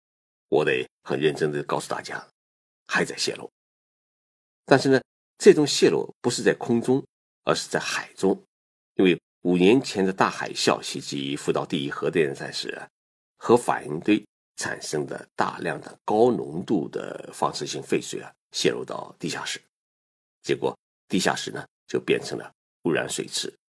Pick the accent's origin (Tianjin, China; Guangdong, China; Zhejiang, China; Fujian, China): Zhejiang, China; moved away as an adult; now in Japan; 我浙江老家的一对亲戚夫妻参加了一个旅行团来日本旅游。